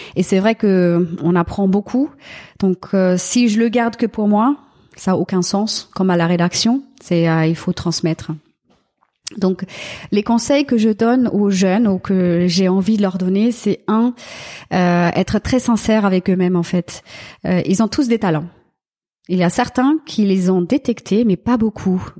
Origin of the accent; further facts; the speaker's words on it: Germany; French is a second language; moved away; en tant qu'Allemand